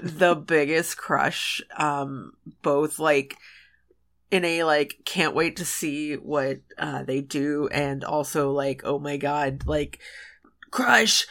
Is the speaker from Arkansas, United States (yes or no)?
yes; West Memphis, Arkansas, United States; my hometown, West Memphis